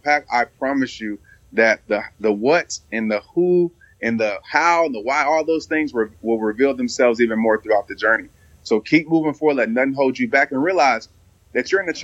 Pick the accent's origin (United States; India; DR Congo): United States; Fort Worth, Texas; I still stay in Fort Worth. I'm from Fort Worth.